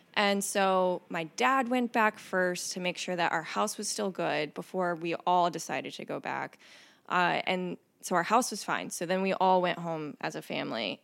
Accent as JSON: {"language": "English", "region": "Mississippi Gulf Coast", "country": "United States", "tie": "born or raised there", "also_born_or_lived": "Kentucky", "moved": "as an adult", "lives_now": "Cincinnati, United States", "said": "I grew up in Mississippi"}